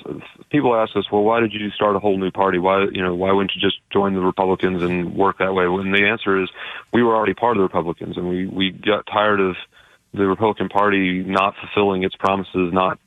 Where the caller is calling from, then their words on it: Dallas, Texas, United States; We're calling from Dallas, Fort Worth.